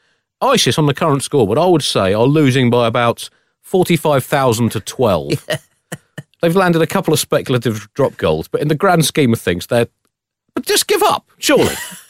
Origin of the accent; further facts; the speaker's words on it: London, United Kingdom; I was not thinking as a Londoner